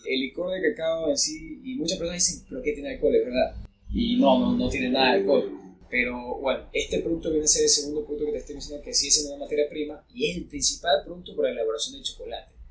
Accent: Ecuador; nosotros como ecuatorianos

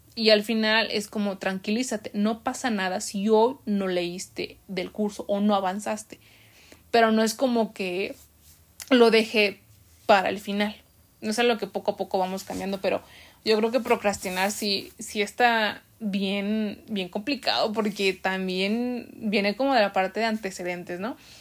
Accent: Mexico; nosotros como mexicanos

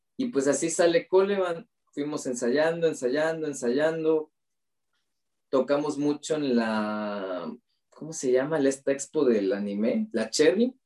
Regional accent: Mexico; como buenos mexicanos

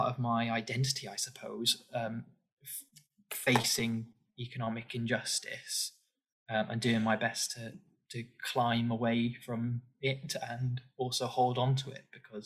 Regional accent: Forest of Dean, South West England, United Kingdom; moved away as an adult; now in London, United Kingdom; I grew up in the Forest of Dean, a very unique area of England, with a very unique identity

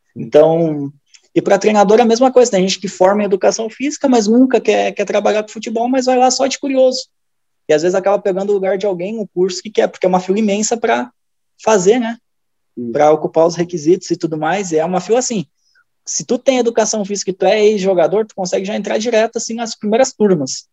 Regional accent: Rio Grande do Sul, Brazil; moved away as an adult; also born or lived in near Novo Hamburgo; now in Minas Gerais, Brazil; Sou natural do Rio Grande do Sul, faz três anos que eu estou por Minas Gerais trabalhando.

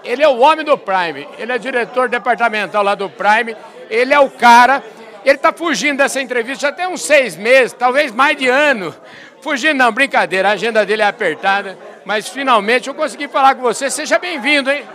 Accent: Porangaba, São Paulo, Brazil; João Cariello, que é um conterrâneo meu, porque eu sou de Porangaba

